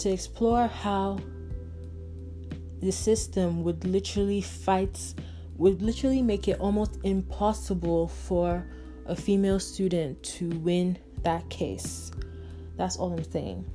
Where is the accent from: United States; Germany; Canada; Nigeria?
Nigeria; I'm from Nigeria